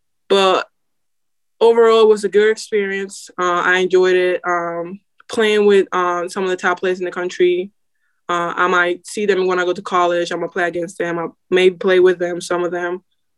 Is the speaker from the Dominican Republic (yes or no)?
yes; Dominican Republic; moved away; Like I came from Dominican Republic, and I found out the school that I was at, it was closing now.